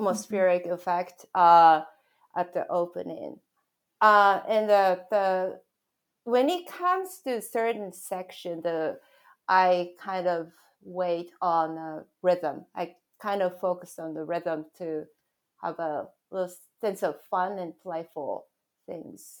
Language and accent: English; Japan; moved away; my background growing up in Japan